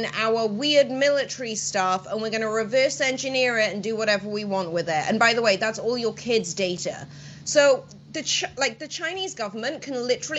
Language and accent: English; Welsh, Wales, United Kingdom; I'm Welsh